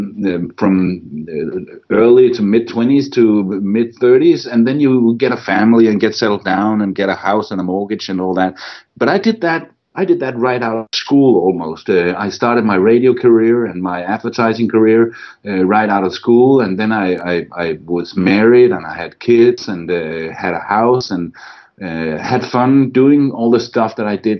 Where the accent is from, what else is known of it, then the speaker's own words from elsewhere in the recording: Randers, Central Denmark Region, Denmark; moved away as an adult; my hometown of Randers, Denmark